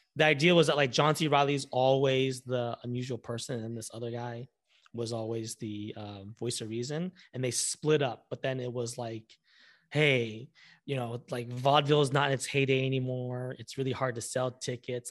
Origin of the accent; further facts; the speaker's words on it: Orange County, California, United States; moved away as an adult; now in Los Angeles, United States; I'm originally from Orange County